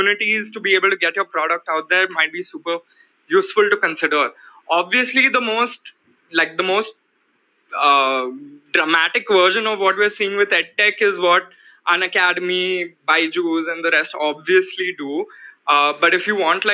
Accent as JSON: {"language": "English", "country": "India", "said": "we are in this very dynamic phase as Indian advertisers and marketers"}